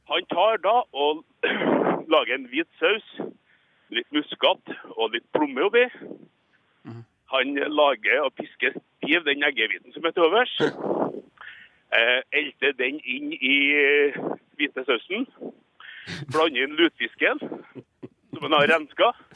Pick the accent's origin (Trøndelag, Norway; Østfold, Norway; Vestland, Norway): Trøndelag, Norway; Skatval; now in Asker, Norway; Jeg kommer fra Skatval, men jeg ringer Ifra? Asker